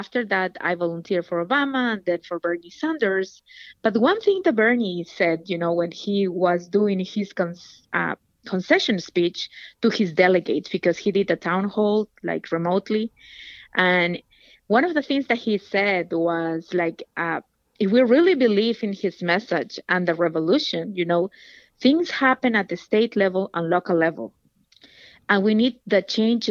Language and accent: English; Peru; moved away as an adult; now in Virginia, United States; I'm originally from Peru. I came to this country as a single mother